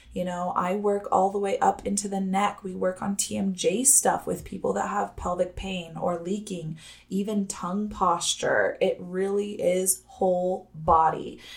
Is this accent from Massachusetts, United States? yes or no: no; Los Alamos, New Mexico, United States; I'm from that hometown, Los Alamos, New Mexico